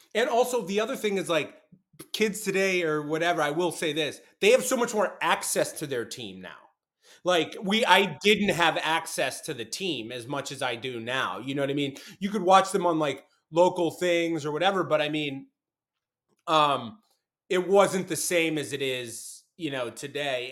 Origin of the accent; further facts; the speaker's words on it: Boston, Massachusetts, United States; my hometown sports were the nineties